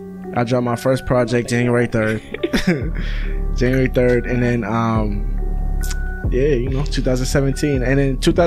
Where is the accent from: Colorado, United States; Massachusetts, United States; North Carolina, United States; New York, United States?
Massachusetts, United States; I'm from Massachusetts, and we're not really a big party city.